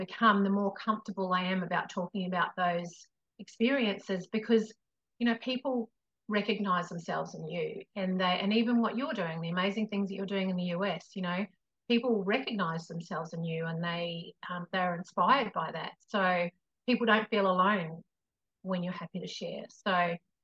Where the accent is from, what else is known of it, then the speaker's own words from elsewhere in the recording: New Zealand; I come from New Zealand as well.